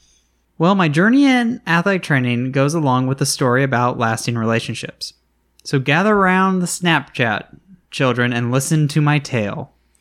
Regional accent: Northeast, United States; We start talking, find out we're both originally from the Northeast.

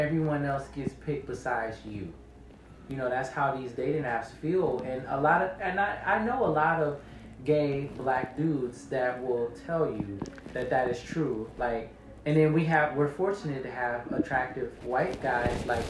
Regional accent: United States; I'm American

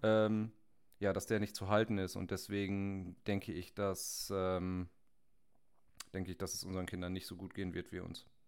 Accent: Germany; als Deutsche

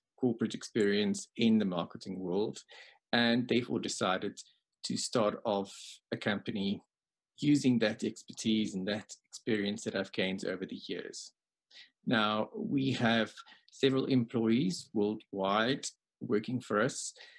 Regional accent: South Africa; Yes, I was born here. I worked for a year in New Zealand. I worked for a while in the UK, but I'm back in South Africa at the moment.

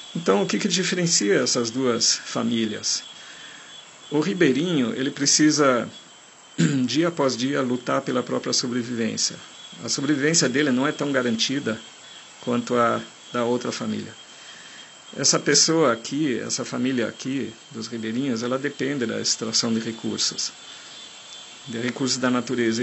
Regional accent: Germany; accent: German; Portuguese is a second language; now in Brazil; eu sou de origem estrangeira, eu sou alemão de nascença, eu tenho um sotaque muito forte

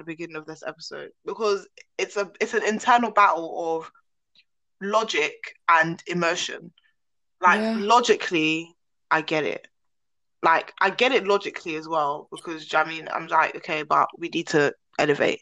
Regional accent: London, United Kingdom; moved away as an adult; When I left South London

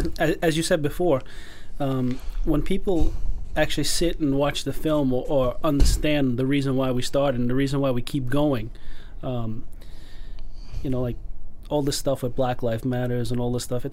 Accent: New York City, New York, United States; We grew up in Bensonhurst.

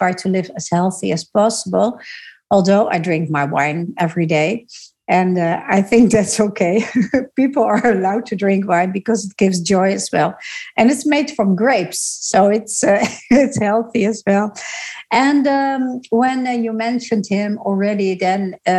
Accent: Netherlands; I grew up in the Netherlands

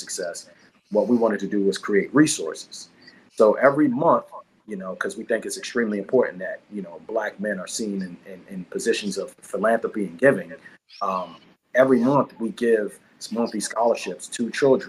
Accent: Washington, District of Columbia, United States; moved away; also born or lived in Brooklyn, New York; was raised in DC

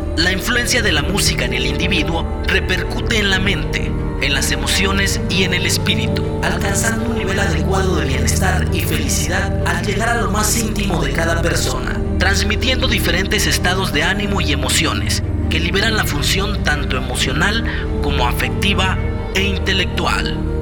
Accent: Oaxaca, Mexico; nuestro compromiso como oaxaqueños

